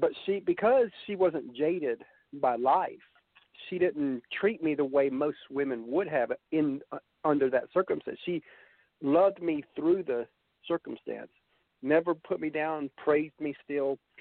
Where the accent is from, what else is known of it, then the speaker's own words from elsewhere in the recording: Georgia, United States; I was from Georgia